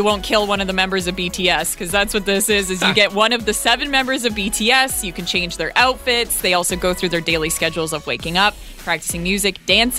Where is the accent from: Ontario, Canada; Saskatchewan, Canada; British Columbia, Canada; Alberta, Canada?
Alberta, Canada; Edmonton; moved away; growing up in Edmonton